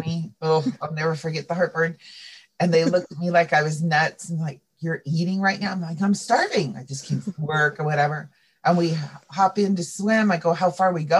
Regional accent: Santa Cruz County, California, United States; I grew up in Santa Cruz County

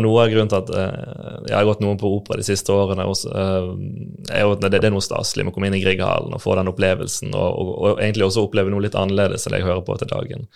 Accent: Bergen, Vestland, Norway; also born or lived in Landås, Bergen / Sandviken, Bergen; jeg vokste opp i Fana, like ved Slåtthaug skøytebane

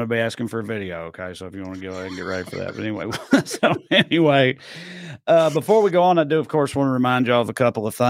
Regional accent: Tennessee, United States; my home state of Tennessee

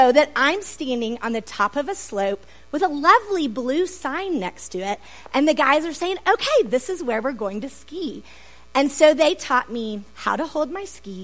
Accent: Dallas, Texas, United States; I am from Dallas. That is where I live.

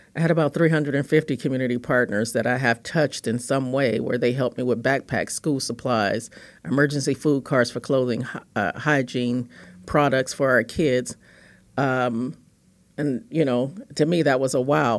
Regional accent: Los Angeles, California, United States; I grew up in Los Angeles, California.

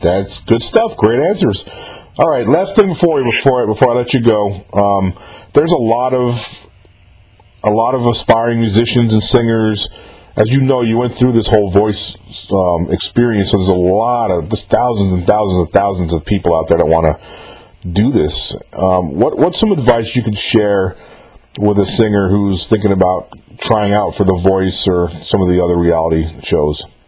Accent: New York, United States; I'm from New York myself

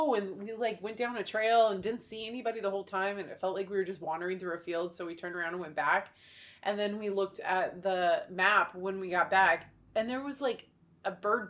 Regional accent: Oregon, United States; also born or lived in Florida; we're from America. We're from Oregon or United States

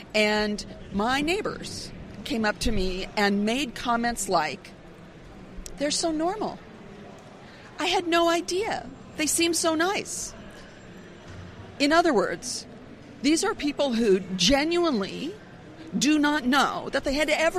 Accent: San Francisco Bay Area, California, United States; I grew up in the San Francisco Bay Area

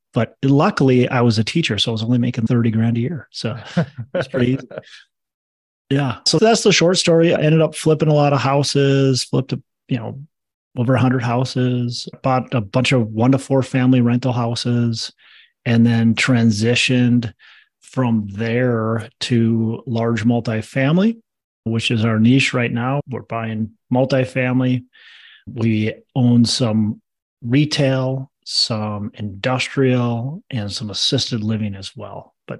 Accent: Minnesota, United States; I was born and raised in Minnesota, still actually live in Minnesota.

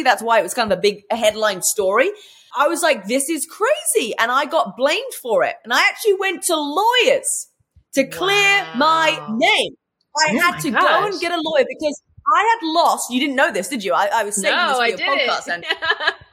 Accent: England, United Kingdom; moved away as an adult; also born or lived in London; now in United States; Well, originally I'm from England, if you haven't already worked that out by my accent. And I came to America at 22 years old.

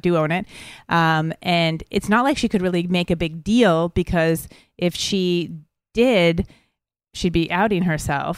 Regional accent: Montreal, Quebec, Canada; we're both from Montreal, so we were in our own city

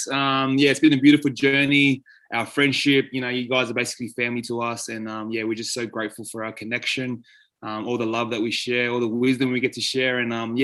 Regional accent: Australia; I was born and raised in Australia.

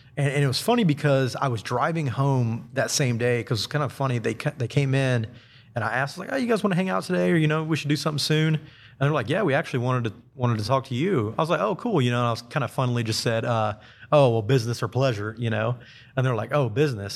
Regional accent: Huntsville, Alabama, United States; also born or lived in Central Florida; I was born and raised here in Huntsville

